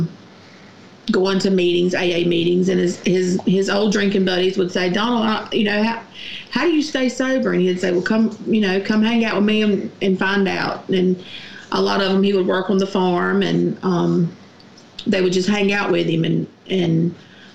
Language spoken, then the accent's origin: English; Garfield, United States; from Garfield, and my dad was an alcoholic when I was a child and growing up